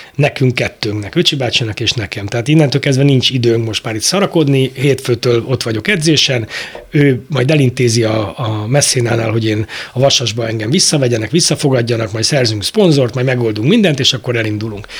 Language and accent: Hungarian; Budapest, Hungary; ebben nőttem fel a, a pongrász telepen nálunk